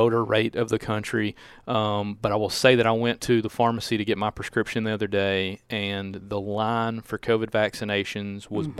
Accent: Cordova, Tennessee, United States; They know I'm from Cordova.

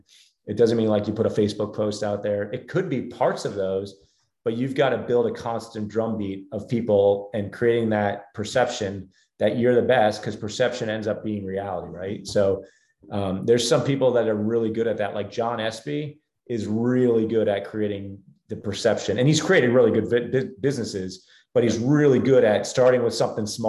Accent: New Jersey, United States; now in Charlotte, United States; where I grew up in New Jersey

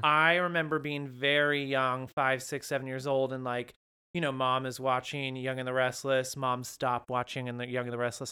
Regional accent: Windsor, California, United States; My hometown of Windsor, California is certainly not dead.

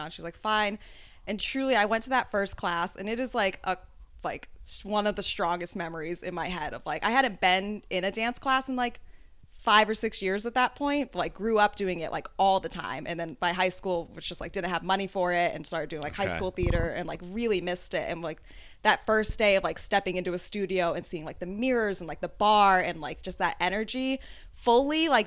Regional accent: the South, United States; also born or lived in Chicago; now in New York, United States; I'm from the South. Originally

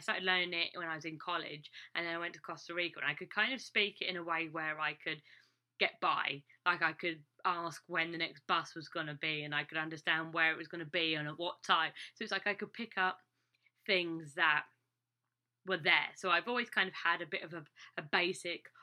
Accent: England, United Kingdom; moved away as an adult; now in United States; I'm English

